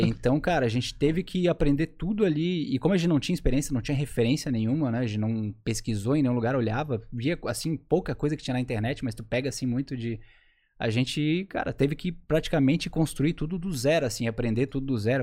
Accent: Florianópolis, Santa Catarina, Brazil; also born or lived in Curitiba; morei a minha vida inteira aqui em Floripa, sou apaixonado por essa terra aqui

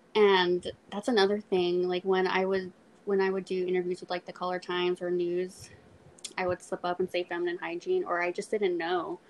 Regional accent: Corpus Christi, Texas, United States; I'm from Corpus

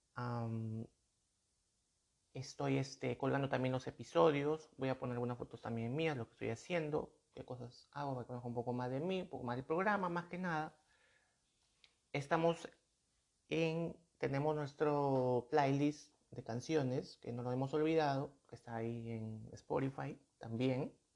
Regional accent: Peru; aquí en mi país, en mi país son soles

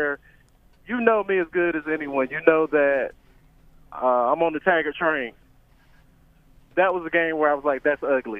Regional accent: North Carolina, United States; now in Florida, United States; I am from North Carolina. It's not a football state

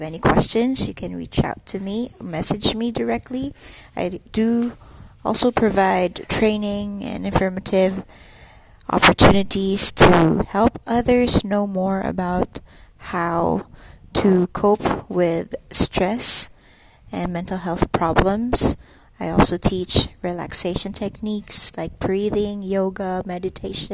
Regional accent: Philippines; I'm from the Philippines

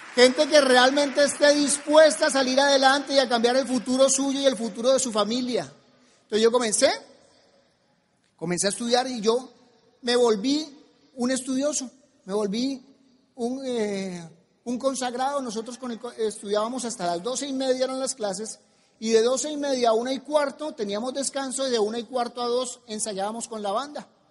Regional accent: Colombia; en mi país

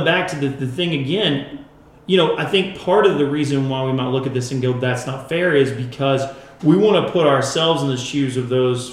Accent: United States; as American Christians

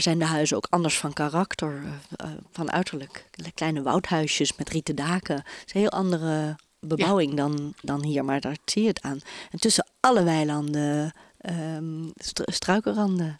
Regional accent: Bilthoven, Utrecht, Netherlands; moved away; also born or lived in Amsterdam; In een dorpje midden-Nederland, bij Utrecht. Ik ben geboren in Beeldhoven.

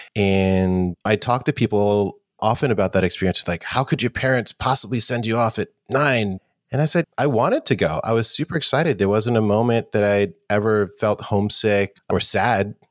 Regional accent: New York City, New York, United States; I grew up in New York City, and New York in the eighties was, definitely had its challenges. It was a little rough. I grew up in Harlem as well

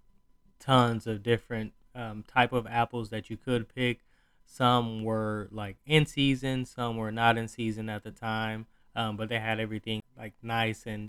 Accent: Southeast, United States; now in Northeast, United States; I am from the Southeast

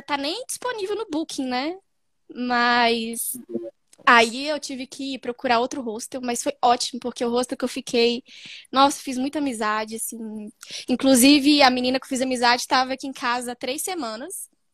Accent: Belo Horizonte, Minas Gerais, Brazil; sou de Belo Horizonte

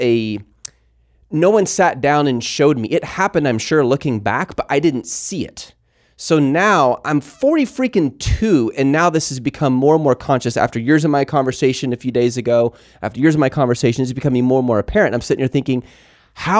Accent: Mount Pleasant, Texas, United States; I grew up in school in Mount Pleasant, Texas

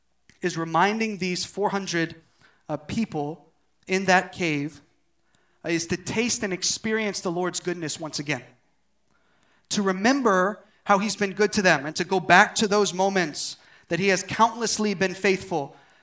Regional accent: Uijeongbu, Gyeonggi Province, South Korea; I'm from Wijangbu, whoop whoop.

